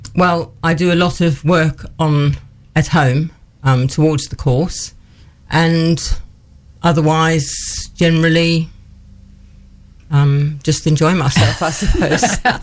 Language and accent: English; Johannesburg, Gauteng, South Africa; moved away as an adult; now in Newark, United Kingdom; I grew up in South Africa was born in Johannesburg and lived there until I was 21 when I moved to the UK